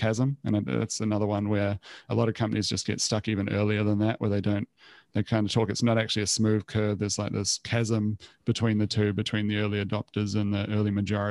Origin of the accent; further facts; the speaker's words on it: New Zealand; moved away as an adult; also born or lived in Copenhagen, Denmark / Australia; now in Sydney, Australia; I'm originally from New Zealand, so I was in Copenhagen.